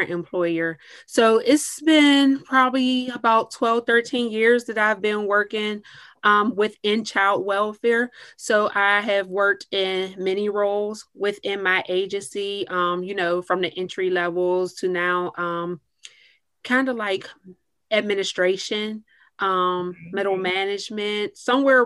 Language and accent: English; Clarendon, Pennsylvania, United States; now in Pittsburgh, United States; I am from a small metropolis outside of Pittsburgh. It's called Clarendon, Pennsylvania